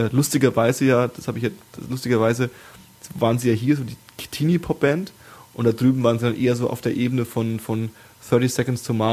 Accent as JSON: {"language": "German", "region": "Brandenburg", "country": "Germany", "said": "Ich komme ja, komm ja aus Brandenburg, ne?"}